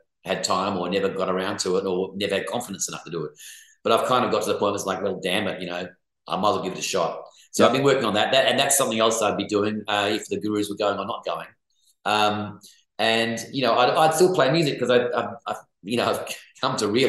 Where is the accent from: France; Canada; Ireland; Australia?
Australia; Perth, Western Australia; moved away; also born or lived in Sydney; my hometown, I guess, as a person, though, is Perth. That's where I grew up.